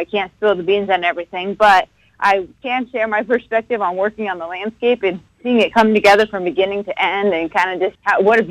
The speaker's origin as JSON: {"language": "English", "region": "West Coast", "country": "United States", "said": "it's god-awful early for me since I'm from the West Coast."}